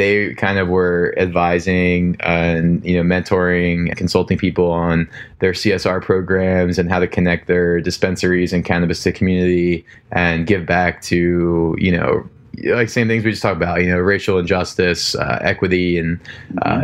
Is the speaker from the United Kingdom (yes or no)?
no; New Jersey, United States; also born or lived in Florida; where I grew up in Jersey